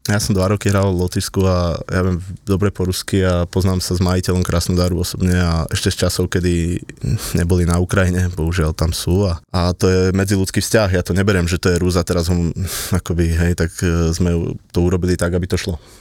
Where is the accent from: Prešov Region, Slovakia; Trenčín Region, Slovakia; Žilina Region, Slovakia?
Žilina Region, Slovakia; Kotrčná Lúčka; ja som chalan z Kotrčnej Lučky